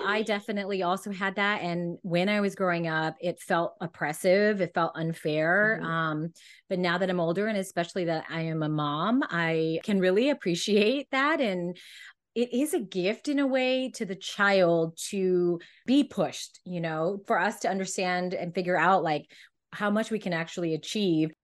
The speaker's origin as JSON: {"language": "English", "region": "California", "country": "United States", "tie": "born or raised there", "said": "I was always growing up in California"}